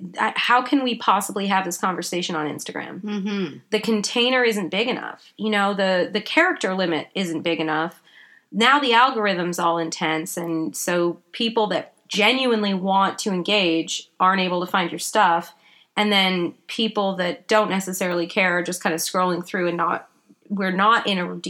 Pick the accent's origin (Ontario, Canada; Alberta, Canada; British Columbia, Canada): British Columbia, Canada; Vancouver Island; also born or lived in England; I was born in England, but I grew up on Vancouver Island in Canada